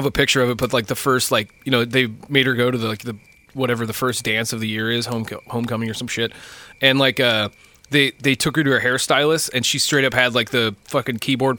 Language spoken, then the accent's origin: English; Shelton, United States; I'm from Shelton.